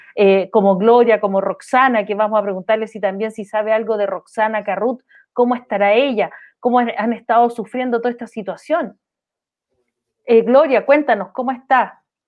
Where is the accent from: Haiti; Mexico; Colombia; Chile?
Chile; todos somos chilenos acá